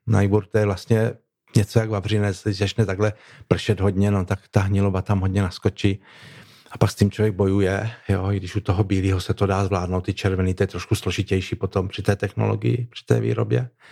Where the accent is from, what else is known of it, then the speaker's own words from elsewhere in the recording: Kurdějov, South Moravian Region, Czechia; já třeba jsem eh, z Kurdějova